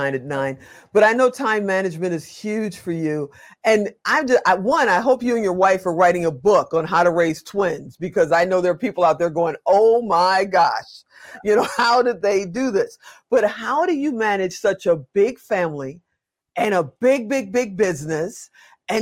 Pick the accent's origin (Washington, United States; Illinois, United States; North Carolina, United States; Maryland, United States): Illinois, United States; Chicago; moved away; I'm from Chicago originally